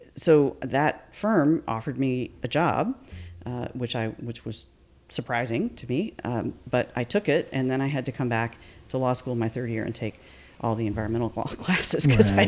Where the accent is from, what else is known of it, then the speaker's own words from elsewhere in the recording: Atlanta, Georgia, United States; moved away as an adult; also born or lived in Davidson, North Carolina / New York; now in Asheville, United States; I was born in Atlanta, Georgia, okay. and that's where I was raised